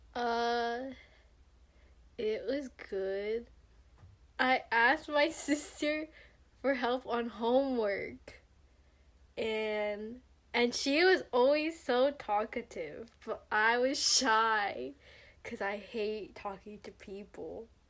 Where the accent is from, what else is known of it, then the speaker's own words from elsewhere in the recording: Stockton, California, United States; I'm from Stockton, California, and I go to San Jose State University